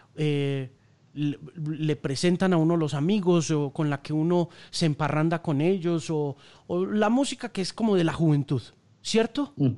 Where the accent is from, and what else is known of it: Colombia; also born or lived in North America